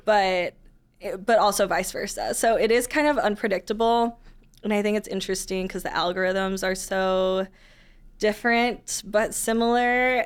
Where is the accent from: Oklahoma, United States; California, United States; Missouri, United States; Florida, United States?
Missouri, United States; St. Louis; also born or lived in Columbia, Missouri; I grew up in the county and then went to school not too far away and then came back after college